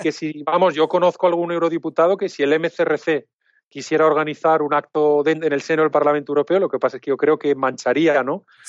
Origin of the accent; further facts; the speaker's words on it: Alicante, Valencian Community, Spain; Yo soy alicantino